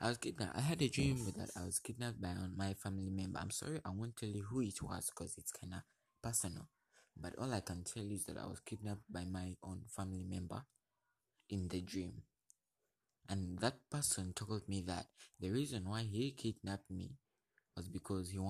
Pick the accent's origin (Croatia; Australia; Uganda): Uganda; I'm from Uganda